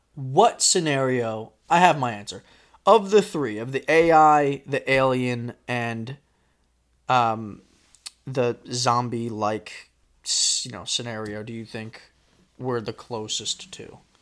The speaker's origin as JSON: {"language": "English", "region": "Florida", "country": "United States", "tie": "born or raised there", "also_born_or_lived": "New York", "said": "when I moved from New York to Florida, that's when I started kindergarten"}